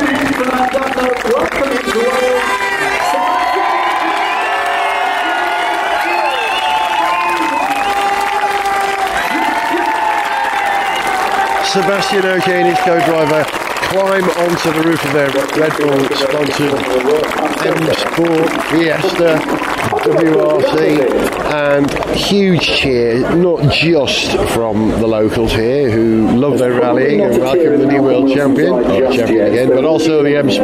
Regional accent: Wales, United Kingdom; as a Welshman

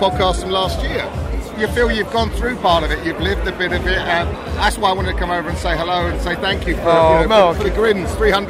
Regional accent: Essex, East of England, United Kingdom; I'm from Essex.

